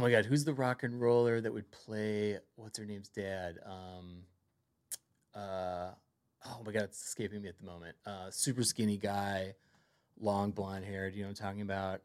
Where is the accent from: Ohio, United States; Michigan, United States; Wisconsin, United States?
Ohio, United States; Cleveland; moved away as an adult; also born or lived in New York City; now in Los Angeles, United States; I grew up in Cleveland